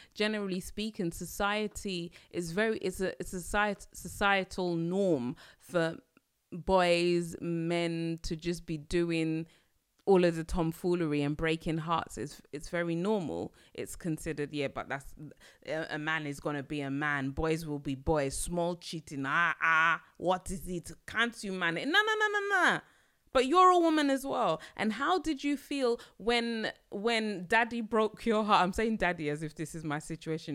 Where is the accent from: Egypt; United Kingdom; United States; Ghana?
United Kingdom; London; I'm a Londoner